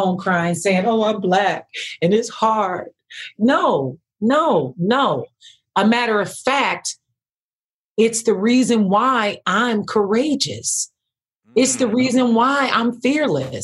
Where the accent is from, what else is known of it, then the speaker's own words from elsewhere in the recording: Camden, New Jersey, United States; that young Black girl, poor growing up in Camden